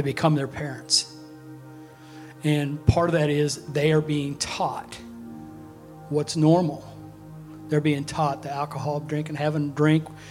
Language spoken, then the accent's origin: English; Chilhowie, Virginia, United States; moved away as an adult; also born or lived in Texas; I was raised in Chilhowie up to age 18.